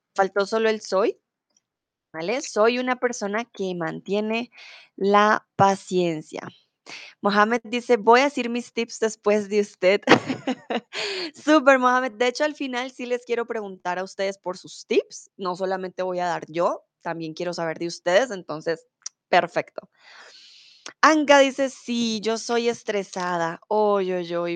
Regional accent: Bogotá, Colombia; first language Spanish; now in Germany; soy de Colombia, de la capital, de Bogotá

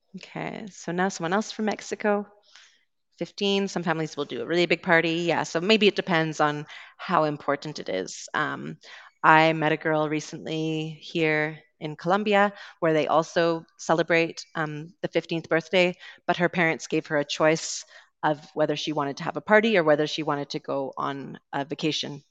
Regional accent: Canada; accent: Canadian; moved away as an adult; also born or lived in United Kingdom; I'm originally from Canada, so you will be hearing a Canadian accent today

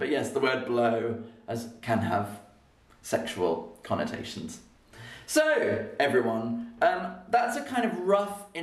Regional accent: Birmingham, West Midlands, United Kingdom; Proper Birmingham. I'm from Birmingham and we saying it.

